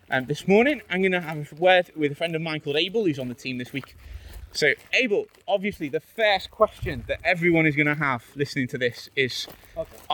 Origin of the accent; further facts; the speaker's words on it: England, United Kingdom; I come from England